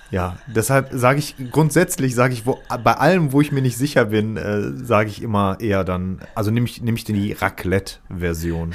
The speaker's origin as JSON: {"language": "German", "area": "Ruhrpott", "region": "North Rhine-Westphalia", "country": "Germany", "accent": "Pott dialect", "said": "diesen Pott-Dialekt, den ich halt wieder habe"}